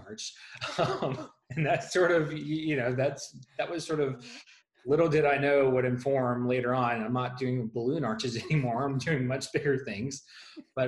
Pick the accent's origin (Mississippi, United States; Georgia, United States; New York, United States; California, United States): Mississippi, United States; Gulfport; moved away; I am originally from Gulfport, Mississippi, so I'm a native Mississippian